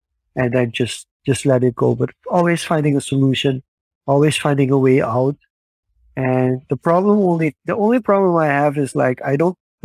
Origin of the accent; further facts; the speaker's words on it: Suriname; growing up in Suriname.